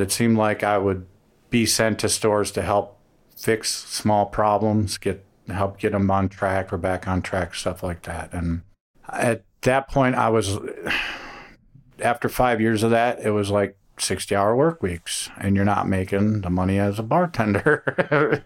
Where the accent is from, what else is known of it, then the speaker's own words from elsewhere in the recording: Cleveland, Ohio, United States; moved away as an adult; also born or lived in Miami; I'm from Cleveland